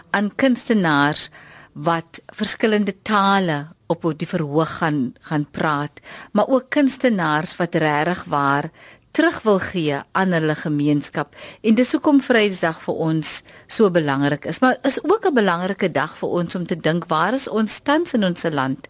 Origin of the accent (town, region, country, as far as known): South Africa